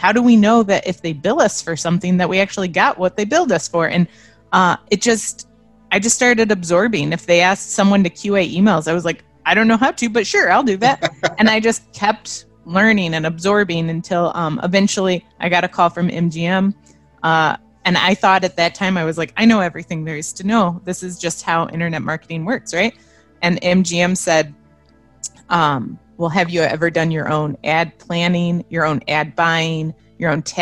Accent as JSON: {"language": "English", "town": "Byron", "region": "Illinois", "country": "United States", "tie": "born or raised there", "also_born_or_lived": "Las Vegas", "moved": "yes", "said": "I grew up in Byron, Illinois. It's near Rockford."}